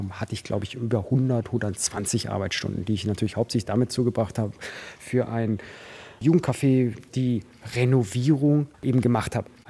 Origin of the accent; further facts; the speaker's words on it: Buchloe, Bavaria, Germany; bin nicht in München groß geworden, ich bin in Buchloe groß geworden. Das ist im Ostallgäu, eine 10.000 Einwohnerstadt.